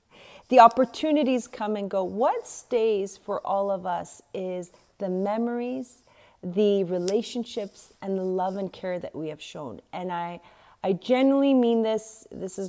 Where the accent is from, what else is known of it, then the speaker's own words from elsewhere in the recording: South Africa; also born or lived in West Africa; I mean, I grew up in West Africa, South Africa